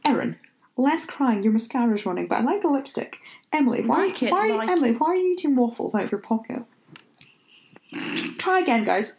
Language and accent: English; Scotland, United Kingdom; Am I holding him then? Because I'm Scottish.